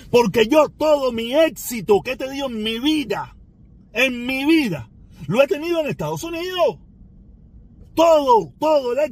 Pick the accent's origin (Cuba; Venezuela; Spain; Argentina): Cuba; Cuba lo único que hizo mi país de origen, el gobierno que dirige mi país, lo único que me llevó fue miseria